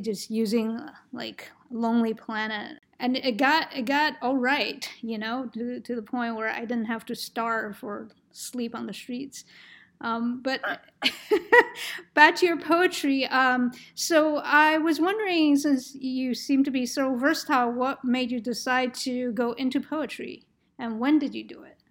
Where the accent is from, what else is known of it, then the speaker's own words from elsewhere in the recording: New York, United States; moved away; I'm from New York